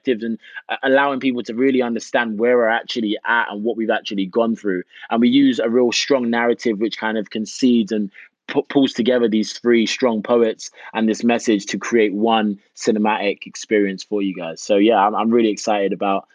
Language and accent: English; United Kingdom; moved away as an adult; also born or lived in Jamaica; now in United States; Myself being a Brit